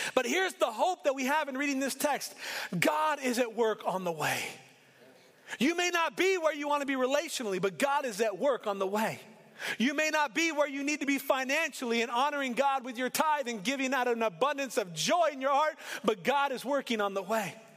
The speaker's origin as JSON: {"language": "English", "town": "Portland", "region": "Oregon", "country": "United States", "tie": "born or raised there", "said": "I grew up in inner city Portland"}